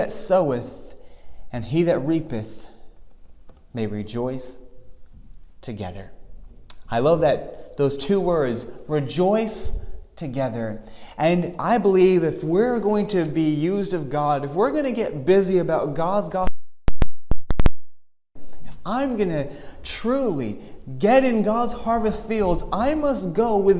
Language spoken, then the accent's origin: English; Dublin, Leinster, Ireland; I grew up in Dublin, and we don't have many gardens.